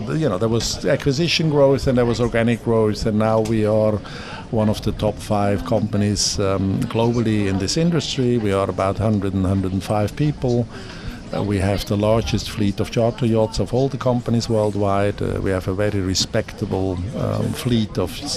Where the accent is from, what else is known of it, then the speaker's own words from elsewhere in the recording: Zurich, Switzerland; my hometown, my lovely hometown